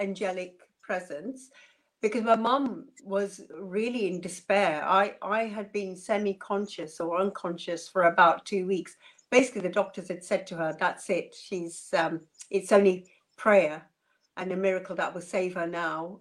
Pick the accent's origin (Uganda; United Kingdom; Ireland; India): Uganda; born or raised there